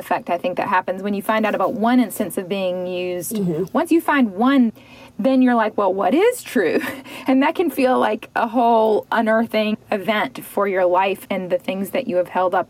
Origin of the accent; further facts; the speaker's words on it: the South, United States; particularly being a Southerner